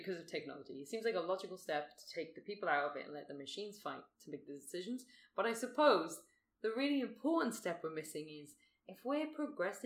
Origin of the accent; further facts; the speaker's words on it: United Kingdom; now in Australia; I'm British